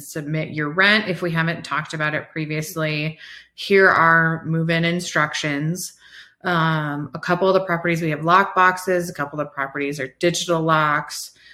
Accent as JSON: {"language": "English", "region": "Iowa", "country": "United States", "tie": "born or raised there", "moved": "yes", "lives_now": "Colorado, United States", "said": "I'm from Iowa, right? Like that's where I grew up"}